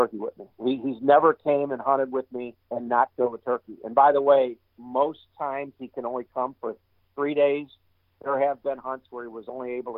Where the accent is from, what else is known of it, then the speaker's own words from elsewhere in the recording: Missouri, United States; moved away as an adult; now in Iowa, United States; I grew up in Missouri. I was a Missouri resident for practically all my life. I became an Iowa resident in 2012